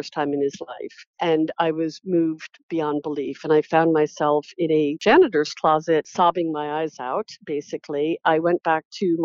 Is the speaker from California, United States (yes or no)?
no; New York City, New York, United States; I grew up in New York City, not far from the hospital.